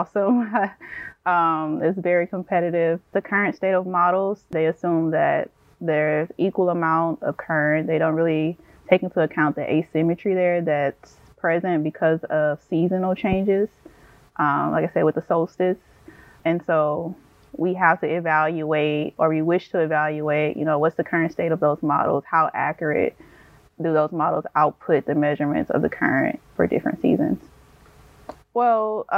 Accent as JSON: {"language": "English", "town": "Houston", "region": "Texas", "country": "United States", "tie": "born or raised there", "moved": "yes", "said": "I grew up, or I'm from Houston, Texas, inner city Houston, Texas."}